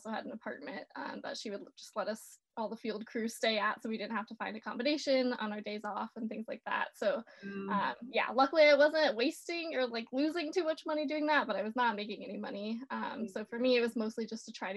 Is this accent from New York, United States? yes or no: no; North Carolina, United States; I grew up out on the East Coast in North Carolina.